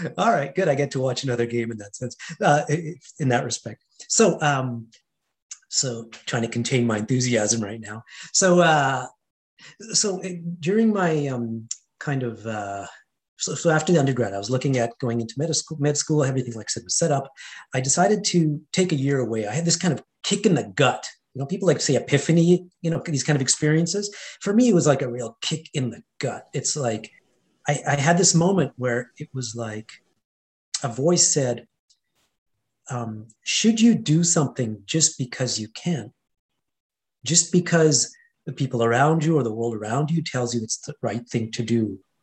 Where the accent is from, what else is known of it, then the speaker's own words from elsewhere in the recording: Edmonton, Alberta, Canada; first language Hindi; moved away; also born or lived in India; I grew up in an Indian household um, in Edmonton, Alberta, Canada, Western Canada. So, I was born and raised in Canada